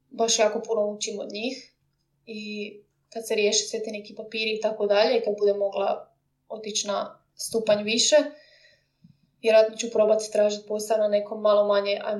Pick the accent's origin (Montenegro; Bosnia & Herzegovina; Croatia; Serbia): Croatia; now in London, United Kingdom